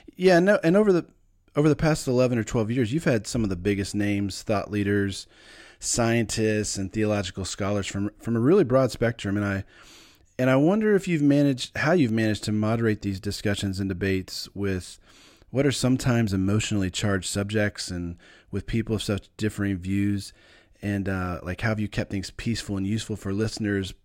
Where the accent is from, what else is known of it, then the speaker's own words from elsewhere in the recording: United States; as an American